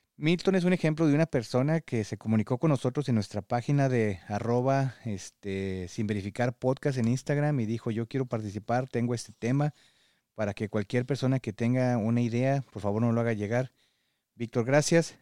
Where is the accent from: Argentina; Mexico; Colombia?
Mexico; now in United States; como mexicano